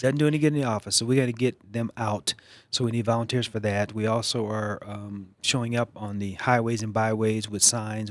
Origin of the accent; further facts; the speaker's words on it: East Coast, United States; moved away; So, I grew up on the East Coast, and I grew up in a, a very liberal, progressive household